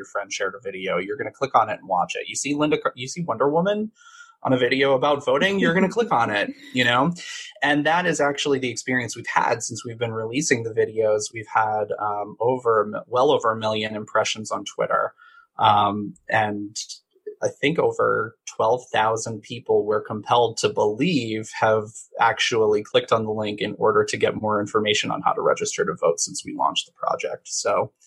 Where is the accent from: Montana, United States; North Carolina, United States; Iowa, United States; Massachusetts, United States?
Massachusetts, United States; now in California, United States; I'm from Massachusetts and I grew up 15 minutes away from the New Hampshire border.